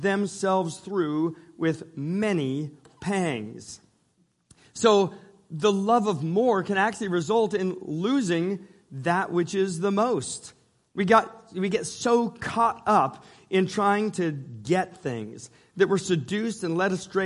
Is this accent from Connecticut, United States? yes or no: no; Northern California, United States; I grew up in Northern California